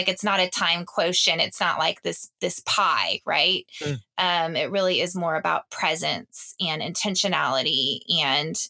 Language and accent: English; the South, United States; growing up in the South with parents that had very traditional roles